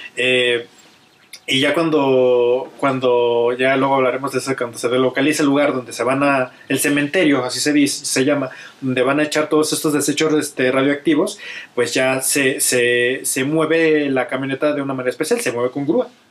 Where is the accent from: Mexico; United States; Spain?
Mexico